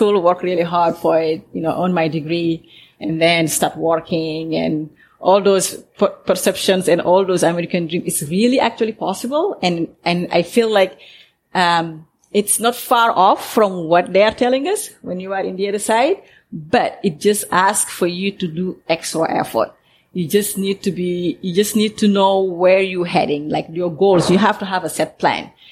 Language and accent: English; Senegal; moved away; growing up in Senegal as a kid